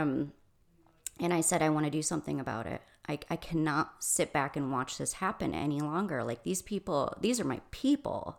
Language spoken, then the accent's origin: English; Michigan, United States; moved away as an adult; now in Arizona, United States; I'm originally from Michigan.